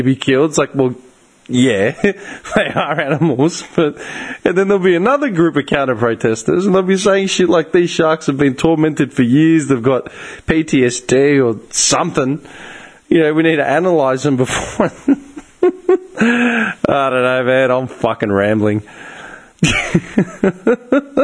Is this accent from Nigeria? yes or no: no; Australia; being Australian